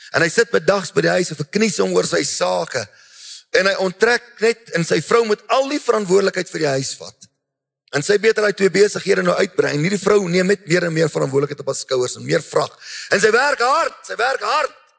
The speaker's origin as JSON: {"language": "Afrikaans", "country": "South Africa", "said": "ons mense, so Afrikaners, Suid-Afrikaners"}